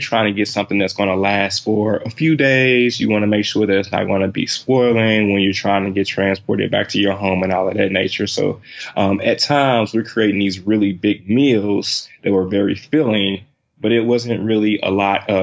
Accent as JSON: {"language": "English", "town": "St. Louis", "region": "Missouri", "country": "United States", "tie": "born or raised there", "said": "I'm from, actually born and raised in St. Louis, Missouri"}